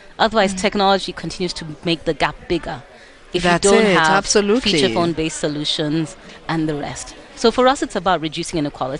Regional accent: Kenya; I'm from Kenya.

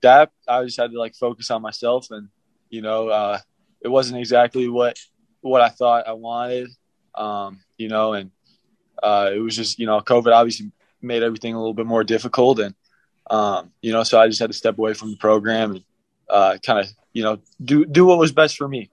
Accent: Midwest, United States; moved away as an adult; now in Utah, United States; I'm from the Midwest

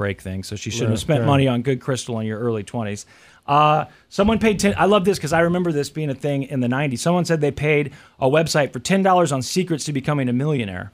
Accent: United States; growing up in America

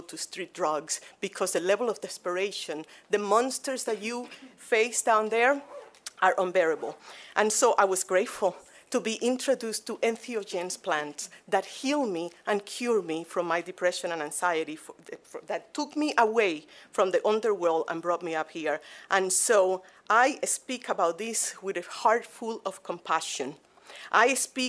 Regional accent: Cuba; moved away as an adult; now in Grand Rapids, United States; I am originally from Cuba

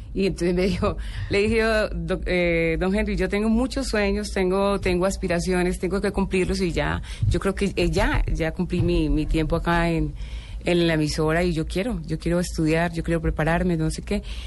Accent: Villavicencio, Meta, Colombia; also born or lived in Andes, Antioquia / Envigado, Antioquia / Bogotá; yo nací en Andes, Antioquia y nos fuimos para Envigado. Eh, ahí estuve como hasta los eh, ocho 8 o 9 años y ya a papá se le dio que tenía que irse para Villavicencio

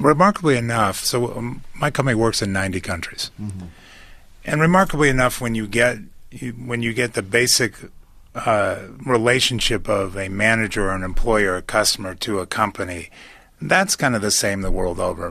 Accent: United States; I'm from America

